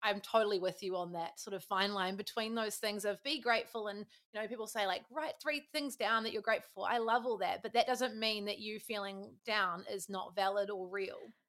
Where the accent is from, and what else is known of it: New Zealand